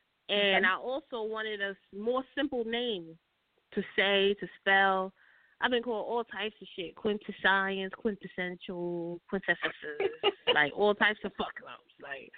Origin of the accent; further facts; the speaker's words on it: New York, United States; now in Atlanta, United States; because I'm from New York